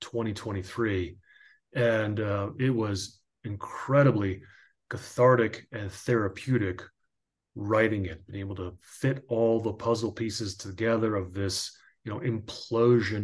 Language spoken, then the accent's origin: English; Ridgewood, New Jersey, United States; also born or lived in Pocatello, Idaho; now in Montana, United States; born and raised in Ridgewood, New Jersey, which is just outside of New York City